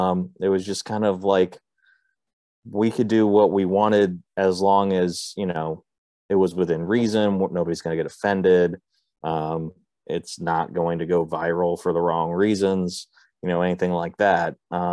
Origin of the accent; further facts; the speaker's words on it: Cincinnati, Ohio, United States; with the Cincinnati Reds, and because they're my hometown team.